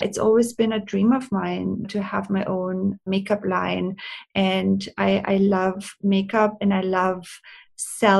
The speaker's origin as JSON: {"language": "English", "country": "Austria", "tie": "born or raised there", "also_born_or_lived": "Hollywood, United States", "moved": "as an adult", "lives_now": "Los Angeles, United States", "said": "I'm born and raised in Austria. And I moved to America. I'm an immigrant when I was 23 years old"}